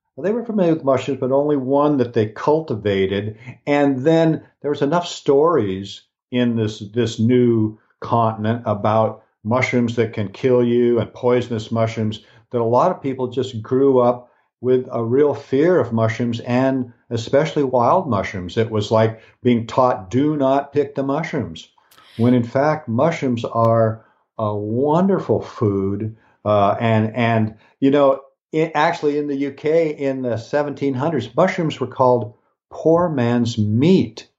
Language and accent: English; Pacific Northwest, United States; I was born in the Pacific Northwest, so I was born in an area that has lots of rain.